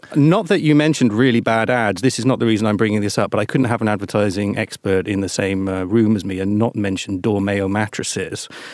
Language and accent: English; United Kingdom; now in Latvia; being British